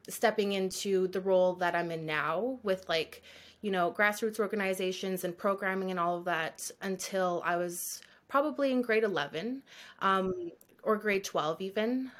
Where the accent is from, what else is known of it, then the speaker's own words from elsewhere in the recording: Thunder Bay, Ontario, Canada; I had the privilege of growing up in Thunder Bay